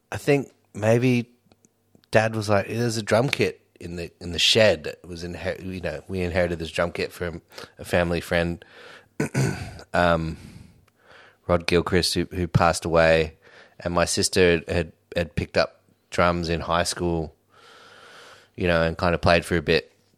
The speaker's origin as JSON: {"language": "English", "town": "Sydney", "region": "New South Wales", "country": "Australia", "tie": "born or raised there", "also_born_or_lived": "Redfern / Glebe / Newtown", "said": "I grew up in Homebush."}